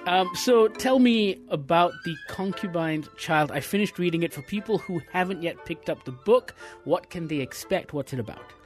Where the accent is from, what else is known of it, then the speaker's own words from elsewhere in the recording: Malaysia; As a Malaysian reader